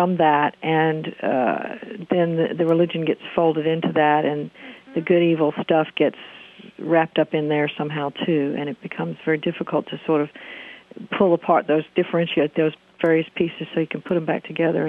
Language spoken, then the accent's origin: English; the South, United States; I am from the South, and I live in the Bible Belt, what we call here, lovingly call the Bible Belt.